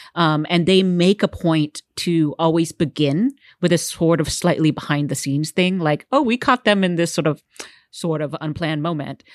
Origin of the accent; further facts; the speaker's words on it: Houston, Texas, United States; growing up in Texas